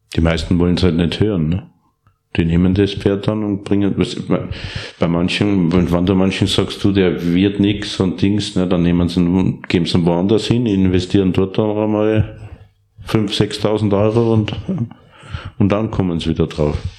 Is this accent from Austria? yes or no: yes; Steyr, Upper Austria, Austria; Ich bin in Steyr, Oberösterreich geboren aufgewachsen